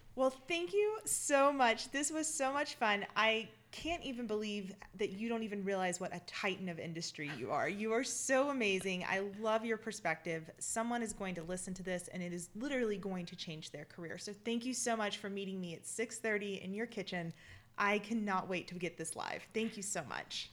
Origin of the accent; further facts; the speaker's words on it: Mississippi, United States; I'm from Mississippi, and when our crazy gets off the front porch, we cheer it on